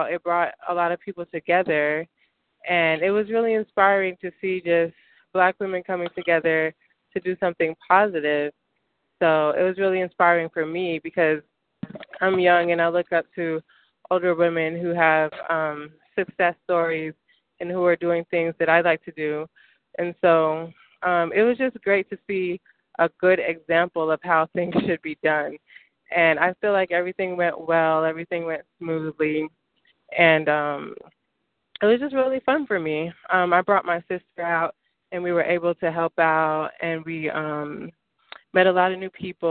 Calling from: Stone Mountain, Georgia, United States; I'm calling from Stone Mountain, Georgia.

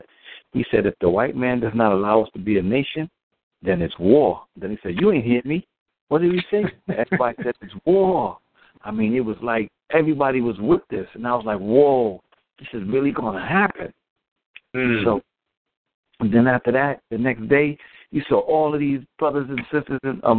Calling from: New Jersey, United States; I'm calling from New Jersey.

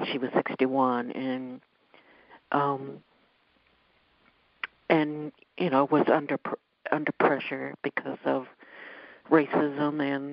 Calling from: Ohio, United States; I'm calling from Ohio

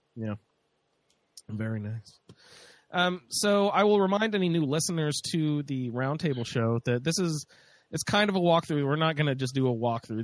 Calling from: Indiana, United States; I'm calling in from Indiana

